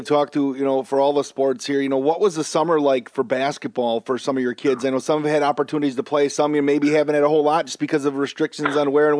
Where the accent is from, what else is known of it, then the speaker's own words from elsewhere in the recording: Wisconsin Rapids, Wisconsin, United States; I grew up in Wisconsin Rapids